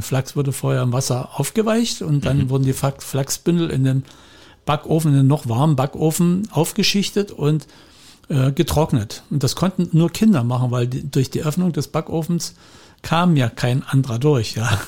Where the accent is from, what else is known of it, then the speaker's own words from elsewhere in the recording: Upper Lusatia, Saxony, Germany; now in Spreewald, Germany; da, wo ich aufgewachsen bin, in der Oberlausitz